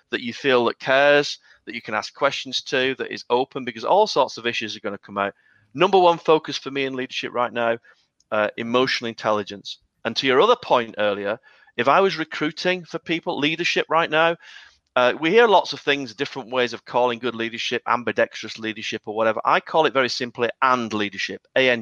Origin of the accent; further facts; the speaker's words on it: United Kingdom; I'm British